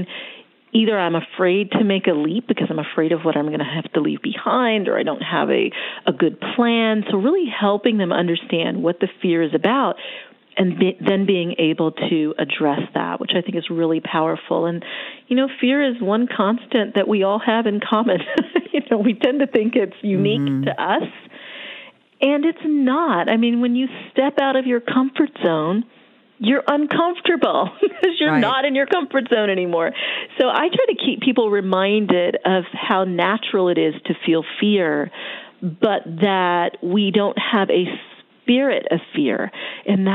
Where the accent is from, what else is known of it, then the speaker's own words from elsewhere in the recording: Florida, United States; now in Atlanta, United States; I was born in Florida. I'm a beach girl